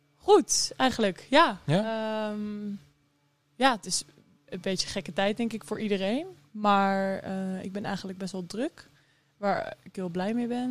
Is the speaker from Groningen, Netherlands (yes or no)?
no; Harderwijk, Gelderland, Netherlands; ik kom uit Harderwijk. Ehm, daar ben ik opgegroeid.